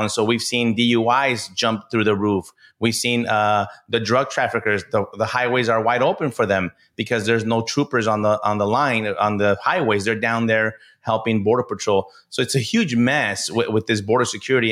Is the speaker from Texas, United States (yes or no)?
yes; El Paso, Texas, United States; I'm born and raised in El Paso, Texas